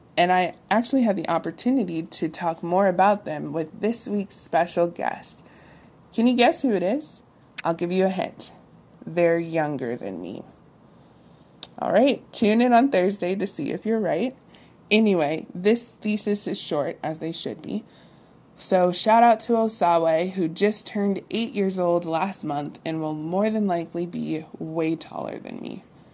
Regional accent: Columbus, Ohio, United States; also born or lived in Michigan / California / Texas; I'm from Columbus, Ohio, but I've lived in several states, including Michigan, California, and most recently, Texas.

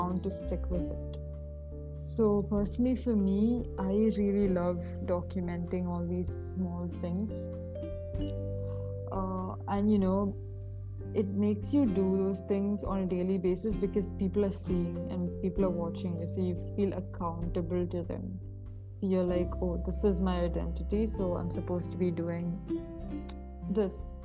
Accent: India; I'm an Indian

